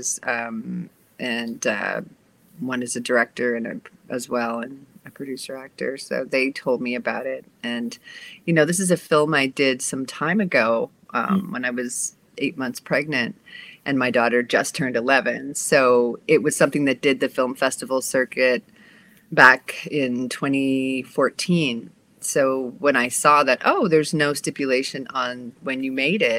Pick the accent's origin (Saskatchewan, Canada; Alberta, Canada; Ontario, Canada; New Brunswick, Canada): New Brunswick, Canada; Saint John; moved away as an adult; also born or lived in Belize / Toronto; now in Los Angeles, United States; I was born in Belize and moved to the east coast of Canada when I was about 2 months old in a small place called St. John, New Brunswick. And I grew up there